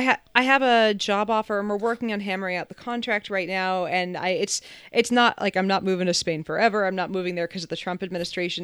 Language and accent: English; New Hampshire, United States; also born or lived in Massachusetts; I grew up in New Hampshire